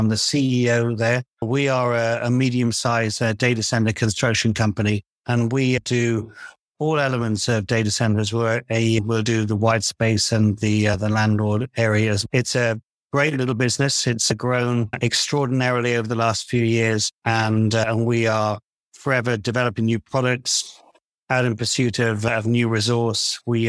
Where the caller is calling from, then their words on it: London, United Kingdom; I'm calling from London, England.